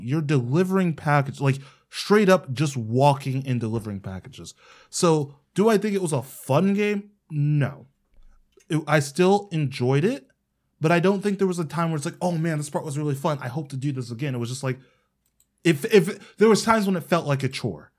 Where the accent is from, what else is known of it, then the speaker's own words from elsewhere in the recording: Ohio, United States; my home state